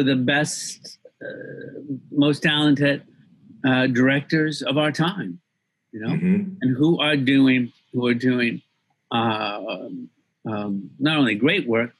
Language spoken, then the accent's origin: English; Montgomery, Alabama, United States; also born or lived in England; I grew up mainly in the Deep South